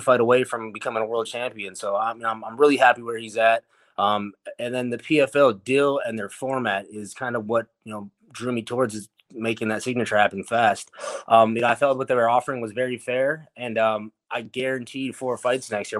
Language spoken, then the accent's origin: English; Milwaukee, Wisconsin, United States; also born or lived in Las Vegas; back here in Milwaukee, I got my home, my hometown gym